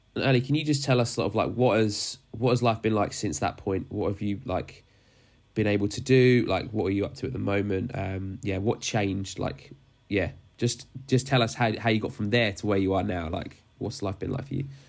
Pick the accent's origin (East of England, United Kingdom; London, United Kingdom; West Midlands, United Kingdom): London, United Kingdom; Dagenham; moved away; I grew up in Dagenham as well, so we're from the same ends